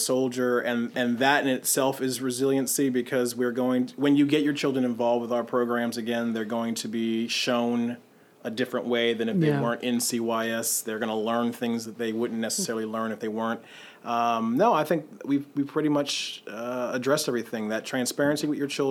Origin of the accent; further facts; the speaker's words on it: New York, United States; moved away; we grew up in New York